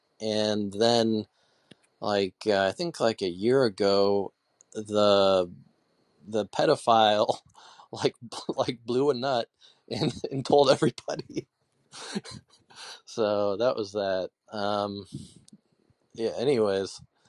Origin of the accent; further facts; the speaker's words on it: Fairbanks, Alaska, United States; now in Michigan, United States; Yeah, I'm from Fairbanks, Alaska. That's where I was from.